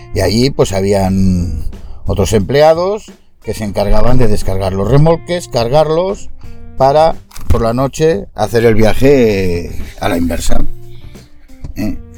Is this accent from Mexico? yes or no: no; Castellón de la Plana, Valencian Community, Spain; Nosotros somos de Castellón